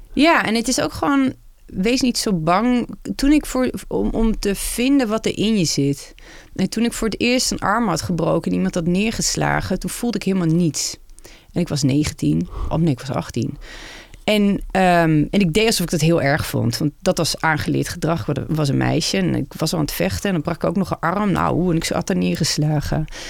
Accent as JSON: {"language": "Dutch", "country": "Netherlands", "said": "als vrouw en als Nederlander"}